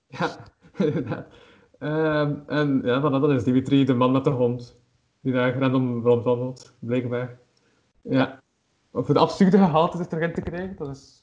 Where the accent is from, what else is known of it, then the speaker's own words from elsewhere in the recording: Flanders, Belgium; Als Vlaming